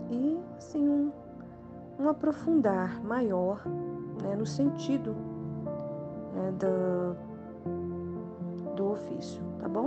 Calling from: Brasília, Federal District, Brazil; sou aqui de Brasília, Distrito Federal.

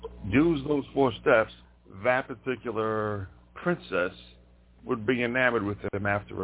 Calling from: Montana, United States; I'm calling from Montana.

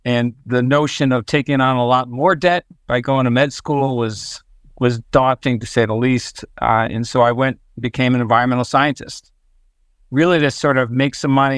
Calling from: Princeton, New Jersey, United States; I'm in Princeton, New Jersey.

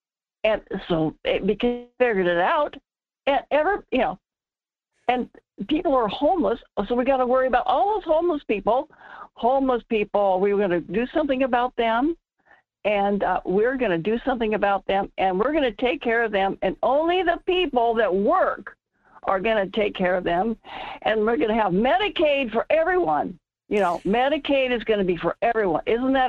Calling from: North Pole, Alaska, United States; This is … in North Pole.

